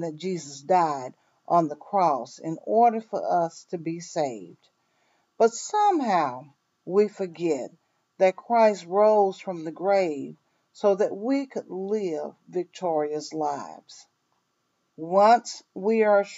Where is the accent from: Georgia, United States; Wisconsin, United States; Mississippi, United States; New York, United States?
Mississippi, United States; moved away; I was born and raised in Mississippi, but I have traveled and lived in many places